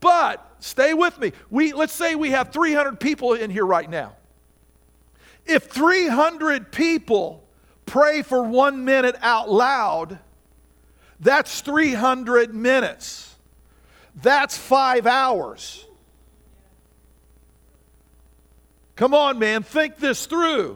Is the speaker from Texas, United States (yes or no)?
no; Indiana, United States; now in Virginia, United States; I grew up in Indiana where everything has 6 to 10 inches of topsoil on it